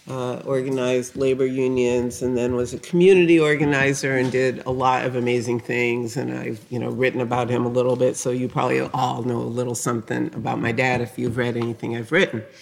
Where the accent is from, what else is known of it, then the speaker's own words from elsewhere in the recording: New Haven, Connecticut, United States; I grew up in the North. I grew up in New Haven, Connecticut, a uh, working class uh, neighborhood in a town, you know, dominated by two things: Yale University and also the Winchester Repeating